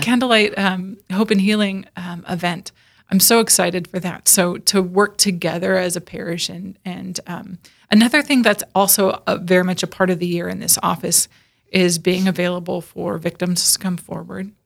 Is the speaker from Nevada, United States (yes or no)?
no; Northern California, United States; moved away as an adult; now in Sioux Falls, United States; I was born and raised in Northern California